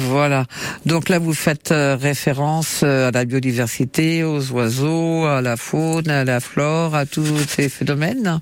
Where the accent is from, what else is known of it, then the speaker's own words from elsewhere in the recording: Creuse, Nouvelle-Aquitaine, France; chez nous en Creuse